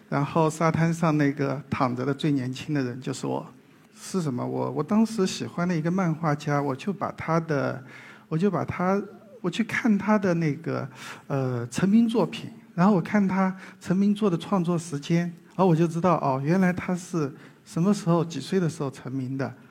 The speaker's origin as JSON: {"language": "Chinese", "region": "southern Jiangsu-Zhejiang area", "country": "China", "tie": "born or raised there", "accent": "southern Mandarin", "said": "我小时候就在江浙南边的一个非常小的村镇里生活，小时候，呃，跟表哥们上山下水的，呃，野孩子"}